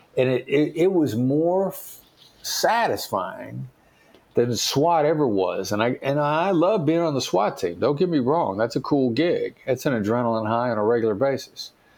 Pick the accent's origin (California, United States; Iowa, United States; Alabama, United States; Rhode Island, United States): Iowa, United States; Mount Pleasant; I know my accent doesn't sound like it, but I'm a small town guy from Iowa. Son of Richard and Joyce …, Mount Pleasant, Iowa. The building I worked in New York City had more people in it than the town I grew up in.